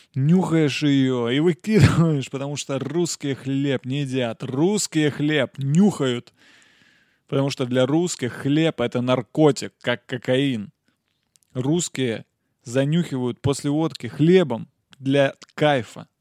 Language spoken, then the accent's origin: Russian; Nizhny Novgorod, Nizhny Novgorod Oblast, Russia; я из Нижнего